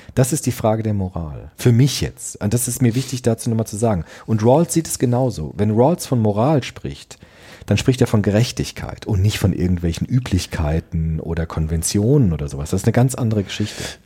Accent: Frankfurt, Germany; in Frankfurt, meinem Heimatdorf

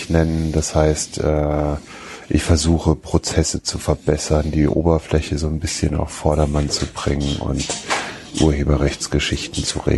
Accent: Wiesbaden, Hesse, Germany; die Einladung, die ich auf meiner Nutzerseite habe für meinen Heimatort, also Wiesbaden, war

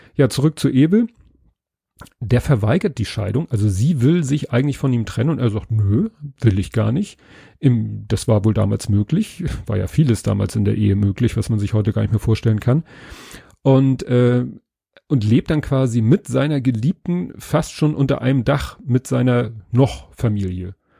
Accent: Northern Germany, Germany; als Norddeutscher

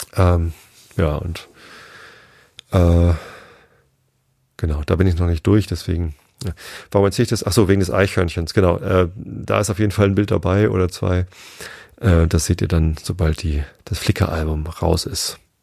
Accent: Germany; bei uns in Deutschland

